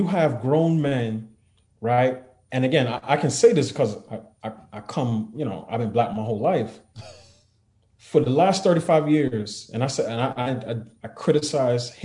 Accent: New York City, New York, United States; I grew up in New York City, 80s, 90s, 2000s

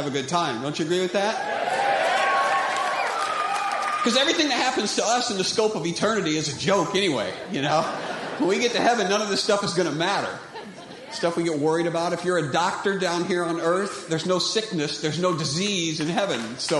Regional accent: Indiana, United States; From Indiana

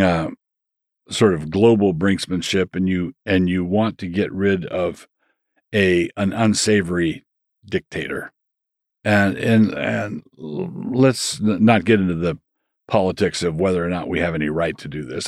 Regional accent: Annapolis, Maryland, United States; also born or lived in Takoma Park, Maryland; I grew up in Annapolis, Maryland, but this was the year before we moved there

